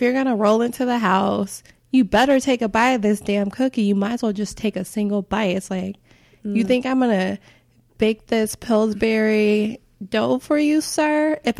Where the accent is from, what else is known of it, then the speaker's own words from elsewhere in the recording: Chicago, Illinois, United States; I grew up in Chicago. We always had a snowy Christmas.